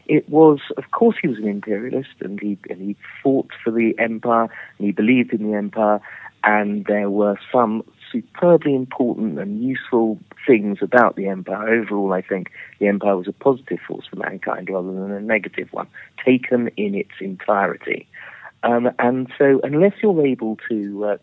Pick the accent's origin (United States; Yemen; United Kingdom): United Kingdom; England; I'm an Englishman